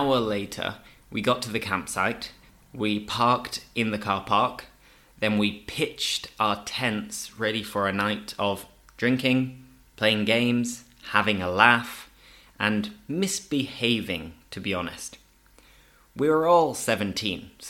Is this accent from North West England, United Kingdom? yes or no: no; Leeds, Yorkshire and the Humber, United Kingdom; moved away as an adult; now in Seville, Spain; I am English, I'm from Leeds in the north of England